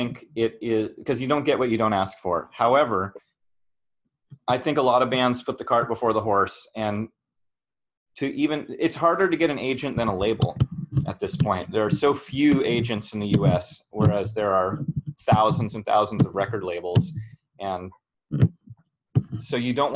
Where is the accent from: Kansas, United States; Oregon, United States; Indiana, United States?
Oregon, United States; I grew up in Oregon